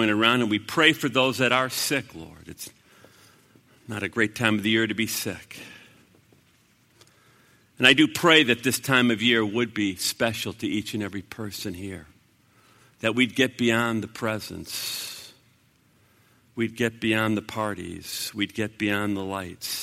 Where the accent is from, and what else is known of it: United States